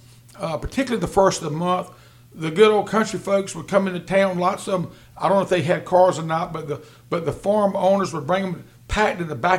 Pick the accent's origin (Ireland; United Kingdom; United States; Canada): United States; Rocky Mount, North Carolina; just a lot of great times growing up in Rocky Mount.